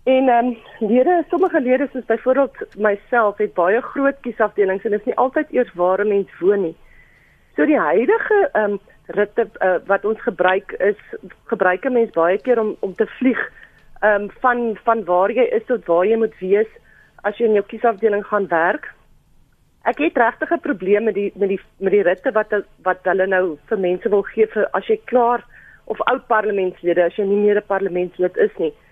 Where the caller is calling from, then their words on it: Eastern Cape, South Africa; Ja, môre Lenet, ek is ek is hier van die Ooskaap.